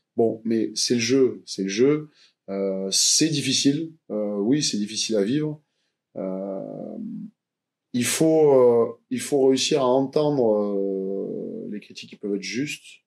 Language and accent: French; Montpellier, Occitania, France; je suis né ici à Montpellier, donc c'est ma ville natale